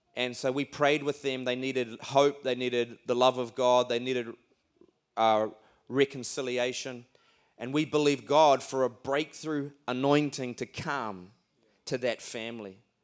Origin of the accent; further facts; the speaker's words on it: Auckland, New Zealand; we come all the way from Auckland. That's not Oakland, that's Auckland.